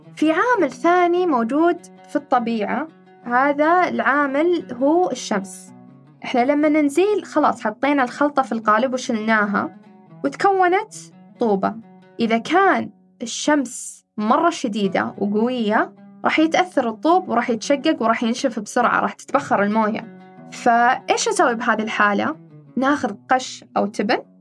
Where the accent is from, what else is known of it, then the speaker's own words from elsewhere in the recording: Saudi Arabia; عندنا في المملكة العربية السعودية